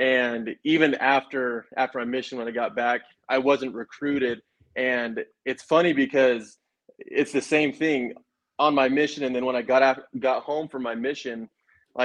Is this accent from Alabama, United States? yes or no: no; Rigby, Idaho, United States; grew up in Rigby